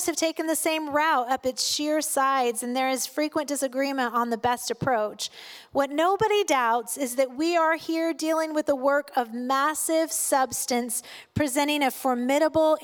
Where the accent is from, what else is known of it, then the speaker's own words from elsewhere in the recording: United States; I am an American. I am of German descent.